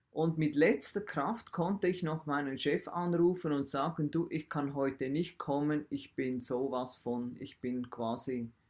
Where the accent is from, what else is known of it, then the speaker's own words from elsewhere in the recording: Switzerland; also in der einer Welt, wie wir als Schweizer leben, wo Milch und Honig und was auch immer fließen